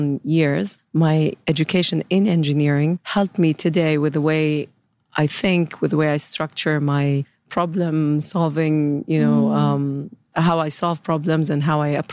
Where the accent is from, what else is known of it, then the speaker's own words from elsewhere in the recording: Saudi Arabia; I grew up in Saudi, born and raised in Saudi Arabia in the 80s